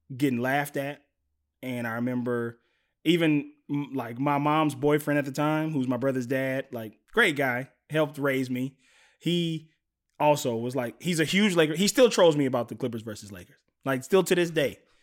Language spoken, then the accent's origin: English; Mississippi, United States; moved away; I'm from Mississippi originally